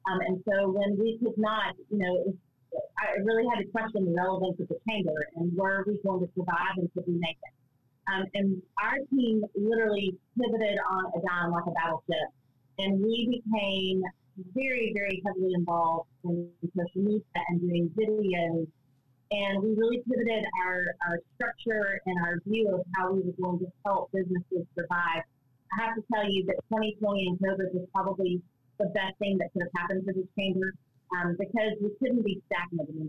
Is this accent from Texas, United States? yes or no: yes; Lufkin, Texas, United States; also born or lived in Fort Worth, Texas; I'm born and raised in Lufkin.